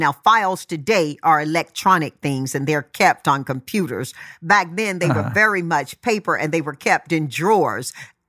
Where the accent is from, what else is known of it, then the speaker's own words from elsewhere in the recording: Tarboro, North Carolina, United States; I grew up in Tarboro, North Carolina. There were 11 siblings and mom and dad.